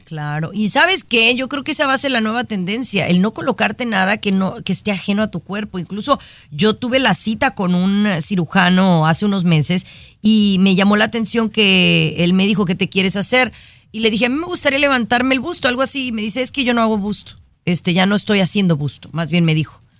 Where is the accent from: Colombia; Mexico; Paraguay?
Mexico; yo, que soy mexicana